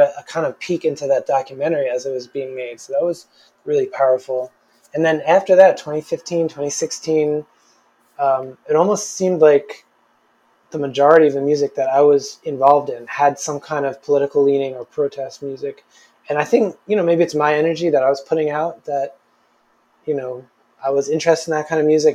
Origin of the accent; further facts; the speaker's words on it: New Jersey, United States; now in New York City, United States; I grew up right outside of New York City